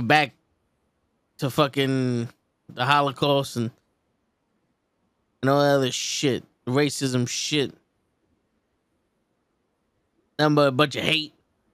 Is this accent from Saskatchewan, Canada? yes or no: yes; Saskatchewan, Canada; AEW Dynamite is coming to my hometown of Saskatchewan.